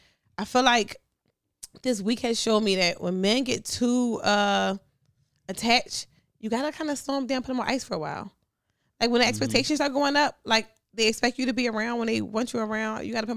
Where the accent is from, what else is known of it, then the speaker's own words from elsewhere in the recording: Philadelphia, Pennsylvania, United States; I'm from North Philly.